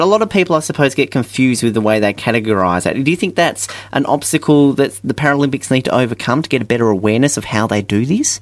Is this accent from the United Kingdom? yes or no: no; Hobart, Tasmania, Australia; Coming from Hobart, where we're used to being cold